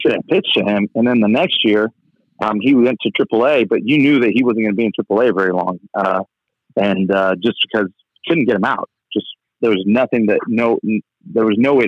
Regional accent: Tijuana, Baja California, Mexico; also born or lived in San Diego; I was born in Tijuana, Mexico. Grew up pretty much on the border. I always did my schooling in San Diego

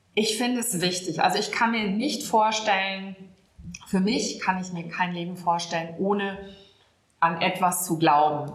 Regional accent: Münster, North Rhine-Westphalia, Germany; moved away as an adult; also born or lived in Hamburg; now in Ahrensburg, Germany; Gebürtig bin ich gar nicht von hier, sondern ich komme aus Westfalen. Bin in Münster geboren, aufgewachsen, habe da studiert und bin erst zum Vikariat nach Hamburg gekommen.

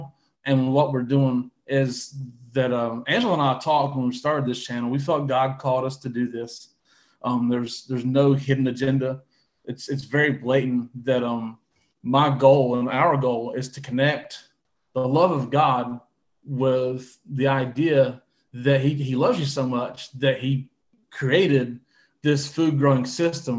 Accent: North Carolina, United States; also born or lived in Southwest Ohio; now in Ohio, United States; we live in Southwest Ohio, and I'm originally from North Carolina

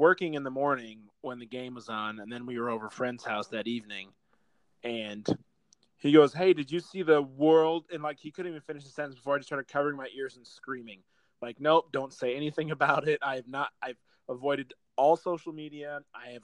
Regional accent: United States; growing up in America, like as diehard soccer fans, like we're not very common here.

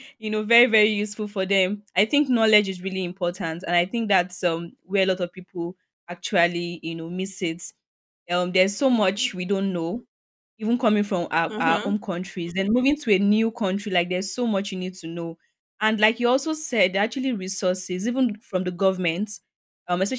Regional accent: Nigeria; I'm a Nigerian

